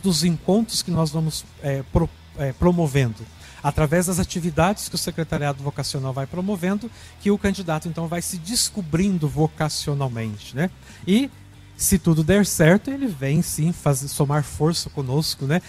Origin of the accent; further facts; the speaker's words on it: Cachoeira de Minas, Minas Gerais, Brazil; Sou natural da cidade de Cachoeira de Minas, sul de Minas, pertinho aqui de Aparecida.